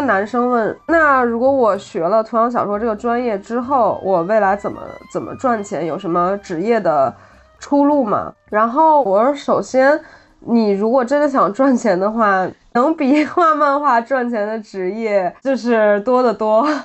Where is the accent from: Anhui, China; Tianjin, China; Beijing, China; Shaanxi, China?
Beijing, China; moved away as an adult; also born or lived in France; 我回到北京，这是我出生的地方，然后我的朋友初中的，有高中的，有大学的